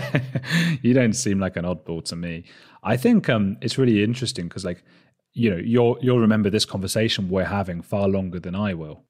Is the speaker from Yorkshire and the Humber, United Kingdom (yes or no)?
no; Watford, East of England, United Kingdom; I'm from Watford. It's a town outside London